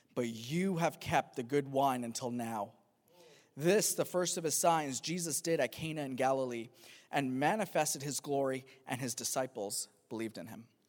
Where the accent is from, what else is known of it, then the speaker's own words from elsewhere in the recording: Pakistan; moved away; I'm from, I'm from Pakistan originally